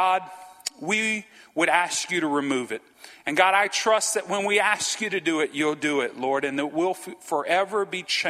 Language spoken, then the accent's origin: English; Franklin, United States; moved away as an adult; also born or lived in West Monroe, Louisiana; We grew up in Franklin